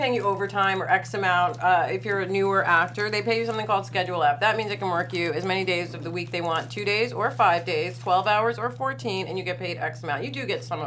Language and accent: English; New York, United States; I'm a New Yorker